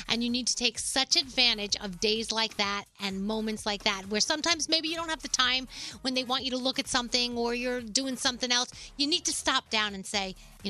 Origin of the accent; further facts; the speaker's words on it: New York City, New York, United States; I grew up in the Bronx, and you know, the Bronx gets a bad reputation, but I love the Bronx